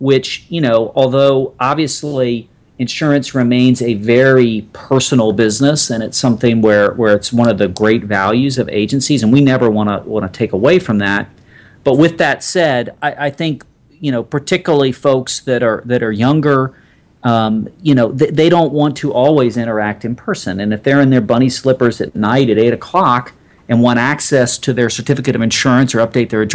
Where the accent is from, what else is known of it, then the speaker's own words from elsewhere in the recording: Atlanta, Georgia, United States; moved away as an adult; also born or lived in North Carolina; I grew up in Atlanta, Georgia